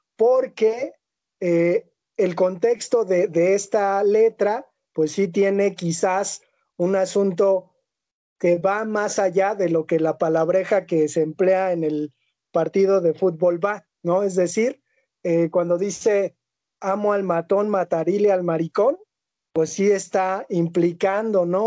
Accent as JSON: {"language": "Spanish", "country": "Mexico", "said": "Nosotros como hombres mexicanos"}